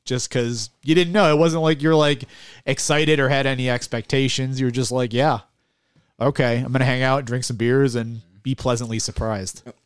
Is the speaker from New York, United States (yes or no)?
yes; Buffalo, New York, United States; I grew up in South Buffalo